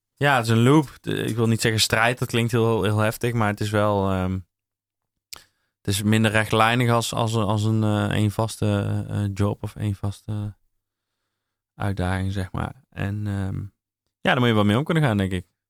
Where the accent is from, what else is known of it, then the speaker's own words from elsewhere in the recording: North Brabant, Netherlands; Ik ben een Brabander